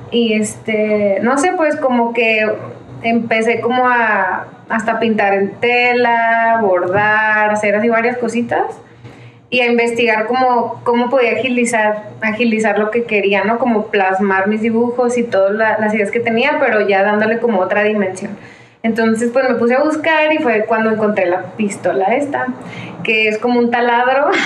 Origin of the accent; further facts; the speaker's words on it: Chihuahua, Mexico; moved away; also born or lived in Ciudad Juárez; eh, soy de Chihuahua, de Chihuahua, Chihuahua.